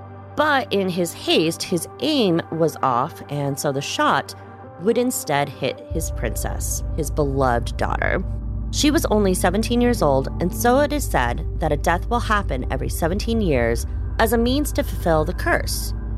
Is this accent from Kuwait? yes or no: yes; Kuwait City, Kuwait; now in Vermont, United States; I was born in Kuwait City. My dad, who's Egyptian, was teaching there. And so my mom, who is American and came from Oklahoma, actually, they moved there. So most of my childhood, I actually lived there.